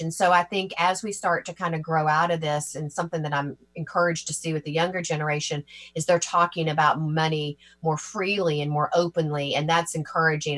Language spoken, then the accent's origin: English; Georgia, United States; moved away as an adult; also born or lived in Tennessee; now in New York, United States; I'm originally from Georgia and have um, and grew up in and around in Georgia and Tennessee and moved to New York back in 1998